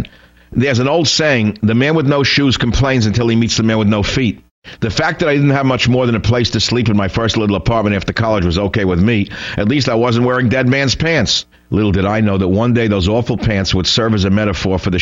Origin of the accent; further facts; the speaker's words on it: New York City, New York, United States; Growing up in the Bronx as I did